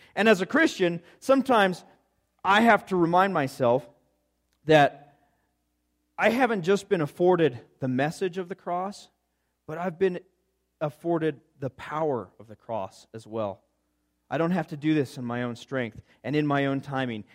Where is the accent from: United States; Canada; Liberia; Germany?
United States; Gunnison, Colorado; I come from Gunnison, Colorado, and it's a whole bunch of rocks with some dirt in between